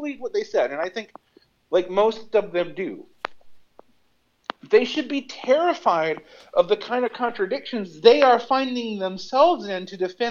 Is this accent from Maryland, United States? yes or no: no; Macon, Georgia, United States; moved away as an adult; now in Egypt; I come from Macon, Georgia